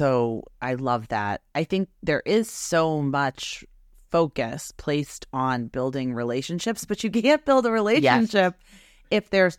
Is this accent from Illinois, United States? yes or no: no; Boston, Massachusetts, United States; And I never told you that I am from Boston. I went to Boston University.